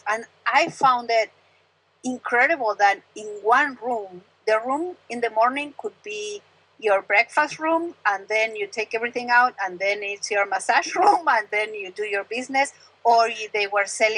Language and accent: English; Argentina; English is a second language; moved away as an adult; from Argentina. I spent 29 years of my life in Argentina and the rest here, so I've been here for 22